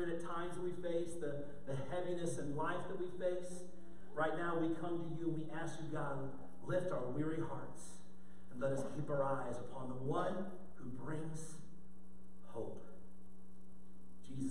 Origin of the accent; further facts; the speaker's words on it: St. Louis, Missouri, United States; I grew up in St. Louis